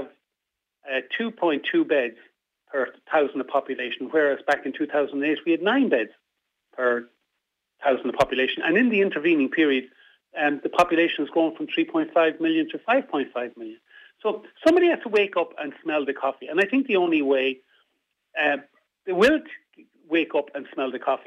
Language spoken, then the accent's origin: English; Midlands, Ireland; also born or lived in Dublin / North West Ireland; now in Sligo, Ireland; I'm originally from the Midlands, but I came to the Northwest from Dublin.